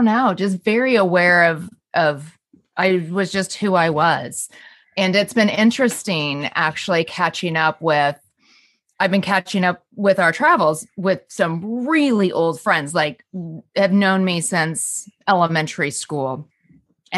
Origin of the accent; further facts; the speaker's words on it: Southern California, United States; I grew up in Southern California